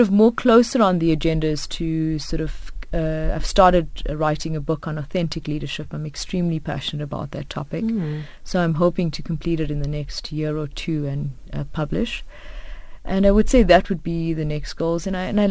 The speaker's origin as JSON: {"language": "English", "country": "South Africa", "said": "as South African females"}